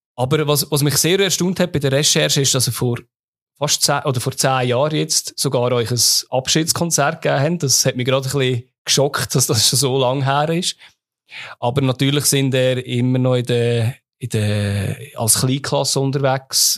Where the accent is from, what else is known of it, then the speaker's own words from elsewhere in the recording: Lucerne, Switzerland; Als Luzerner